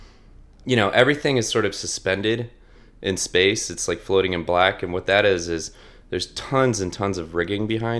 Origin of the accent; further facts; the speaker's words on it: Delaware, United States; I grew up in Delaware